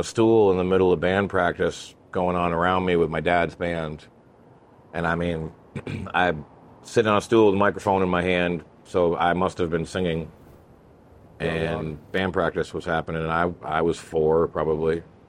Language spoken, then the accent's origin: English; Vermont, United States; born or raised there